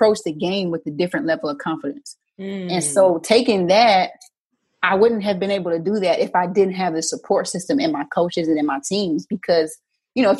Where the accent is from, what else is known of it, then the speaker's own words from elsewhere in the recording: Arizona, United States; I grew up in Arizona